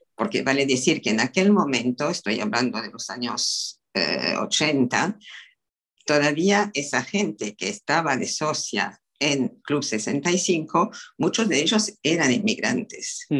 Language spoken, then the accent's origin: Spanish; France; moved away as an adult; now in Argentina; yo soy francesa, vivo en Argentina, pero nací en Francia y nací durante